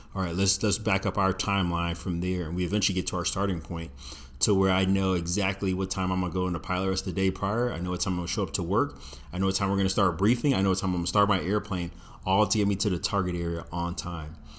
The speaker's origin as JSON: {"language": "English", "town": "Virginia Beach", "region": "Virginia", "country": "United States", "tie": "born or raised there", "said": "I grew up in Virginia Beach, seeing Navy F fourteen, Tomcats, and F eighteen Hornets flying around all the time"}